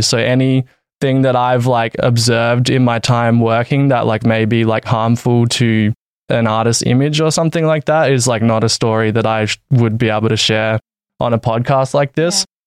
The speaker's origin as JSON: {"language": "English", "town": "Adelaide", "region": "South Australia", "country": "Australia", "tie": "born or raised there", "also_born_or_lived": "Valencia, Spain", "moved": "as an adult", "said": "I'm from Adelaide, Australia"}